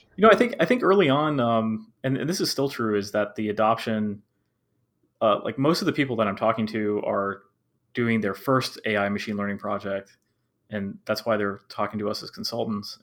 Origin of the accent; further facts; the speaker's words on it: Maryland, United States; I currently live in Maryland and I have lived in Maryland my whole life.